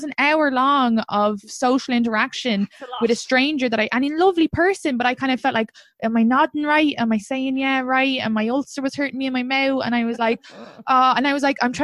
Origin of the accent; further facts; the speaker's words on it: Ireland; moved away; I'm from Ireland?